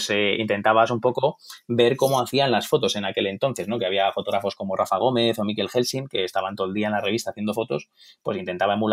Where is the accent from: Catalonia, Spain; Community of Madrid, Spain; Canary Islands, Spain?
Community of Madrid, Spain; Torrejón de Ardoz; also born or lived in Stuttgart, Germany; yo nací un poquito lejos, nací en Alemania, eh, fue algo un poquito así puntual, por así decirlo. Bueno, mis padres estaban ahí trabajando y, bueno, nací justo ahí, eh, en Stuttgart, que es una, es una ciudad que luego ha tenido mucha historia, parece que no, pero en mi vida como tal. Eh, estudié en Torrejón